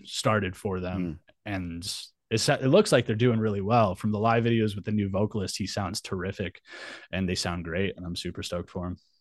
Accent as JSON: {"language": "English", "town": "Albuquerque", "region": "New Mexico", "country": "United States", "tie": "born or raised there", "also_born_or_lived": "San Diego", "moved": "as an adult", "said": "I was born and raised in Albuquerque, New Mexico"}